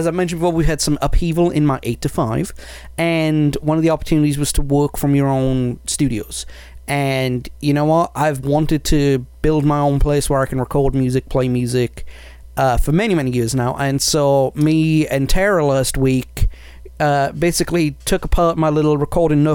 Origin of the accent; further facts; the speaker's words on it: Wales, United Kingdom; I'm Welsh